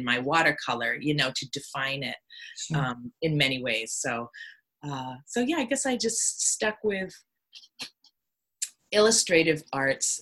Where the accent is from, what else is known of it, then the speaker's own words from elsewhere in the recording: Hollis, New Hampshire, United States; also born or lived in Portsmouth, New Hampshire; I was raised in Hollis, New Hampshire, which is where I've moved back